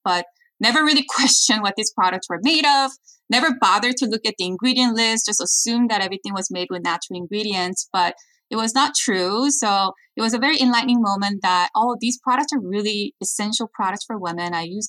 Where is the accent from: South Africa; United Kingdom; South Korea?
South Korea; now in United States; And growing up in Korea, I watched like K-pop, Korean drama, Korean entertainment, and thought after I learned from the best practice in Hollywood, then I could revolutionize Korean entertainment business